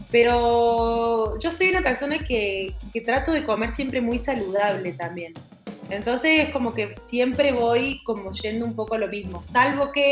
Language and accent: Spanish; Argentina; Todas hicieron lo mismo, pero ustedes como Argentina, nosotros tenemos esto, de esto que estás hablando vos, ¿no?